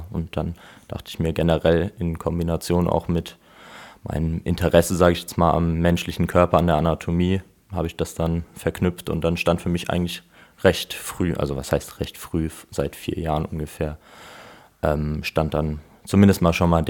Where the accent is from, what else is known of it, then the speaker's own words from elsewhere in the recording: Mainz, Rhineland-Palatinate, Germany; Genau, ich komme ursprünglich aus Mainz und bin jetzt für die Ausbildung hier hingezogen.